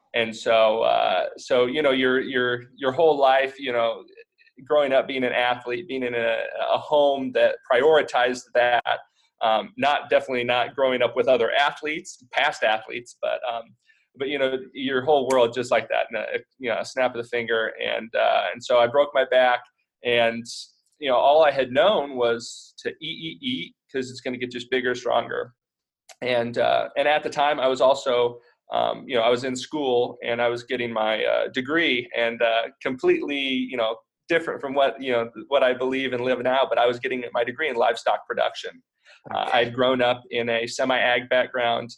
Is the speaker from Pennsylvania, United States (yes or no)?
no; Indiana, United States; moved away as an adult; also born or lived in Nebraska; we're actually both from Indiana